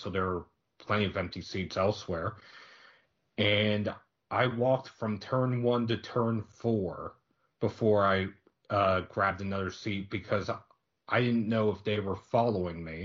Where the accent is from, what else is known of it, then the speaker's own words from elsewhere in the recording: New Jersey, United States; Growing up in New Jersey